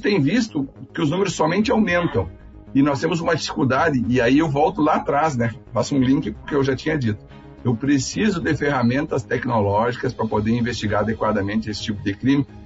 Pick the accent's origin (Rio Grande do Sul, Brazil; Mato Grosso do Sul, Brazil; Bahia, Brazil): Rio Grande do Sul, Brazil; Santa Rosa; moved away as an adult; also born or lived in Porto Alegre / São Borja; now in Santa Maria, Brazil; eu sou de Santa Rosense, né? Eu vim de lá.